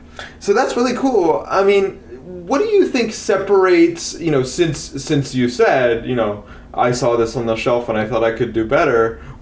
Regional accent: Canada; I say that as the Canadian

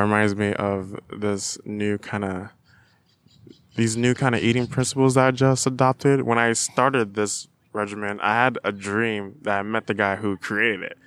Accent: Florida, United States; now in Davis, United States; I'm from Florida, where my mom lives in Florida. It's a pretty rural area

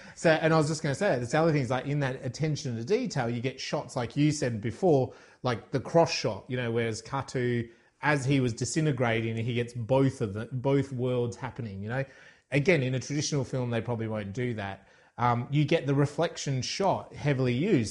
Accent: Ireland; you and I growing up in Ireland

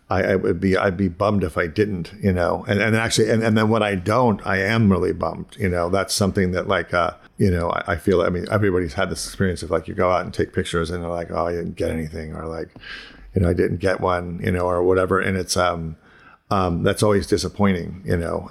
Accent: Ohio, United States; moved away as an adult; also born or lived in Pittsburgh / Boston; I grew up in Ohio and then I moved to, like, to Pittsburgh and Boston

